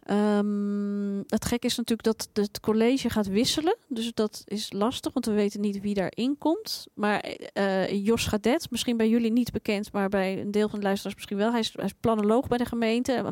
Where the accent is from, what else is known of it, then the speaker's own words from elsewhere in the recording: Amsterdam, North Holland, Netherlands; En daar hebben wij gewoon, en als Amsterdammers, maar ook als de stad heeft daar gewoon ook niets aan.